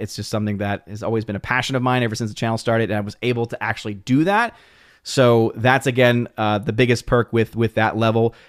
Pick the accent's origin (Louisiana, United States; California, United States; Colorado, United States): Louisiana, United States; New Orleans; someone that's from New Orleans, I was born and raised in New Orleans